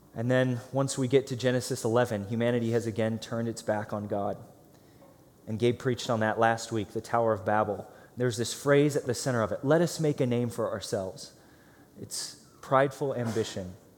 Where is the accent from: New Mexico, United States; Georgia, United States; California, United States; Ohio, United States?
Ohio, United States; Green; moved away; I grew up in Akron, Ohio, so a suburb of Akron called Green, Ohio